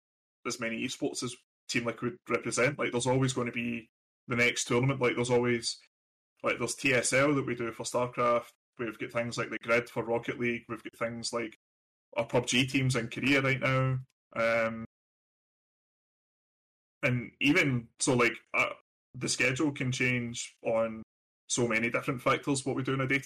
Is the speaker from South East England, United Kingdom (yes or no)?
no; Glasgow, Scotland, United Kingdom; now in United States; I was born and raised in Glasgow in Scotland